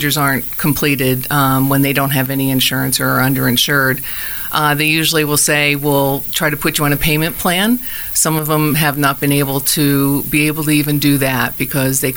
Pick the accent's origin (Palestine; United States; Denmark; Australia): United States; New Jersey; moved away as an adult; also born or lived in Indiana / Durango, Colorado; now in Arizona, United States; I'm originally from New Jersey